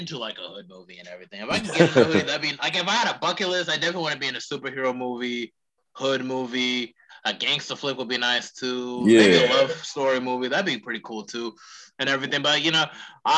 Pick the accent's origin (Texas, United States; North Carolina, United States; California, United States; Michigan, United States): North Carolina, United States; Charlotte; in my hometown